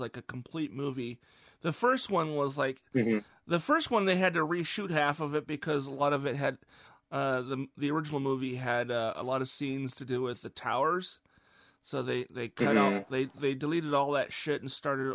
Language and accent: English; Issaquah, Washington, United States; my hometown of Issaquah